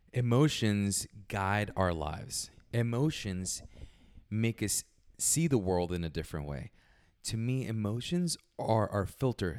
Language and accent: English; Puerto Rico; moved away; I was born in Puerto Rico, small little place.